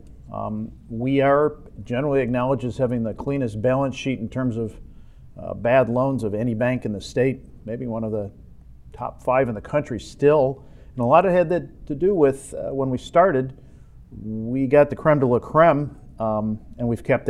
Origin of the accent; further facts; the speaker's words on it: Ann Arbor, Michigan, United States; also born or lived in Ypsilanti, Michigan; I was born in the finest city in the state of Michigan, Ypsilanti. And I immediately, my father, who was a professor at U of M, moved us all to Ann Arbor. I had the good fortune of being an Ann Arborite for the last 53 years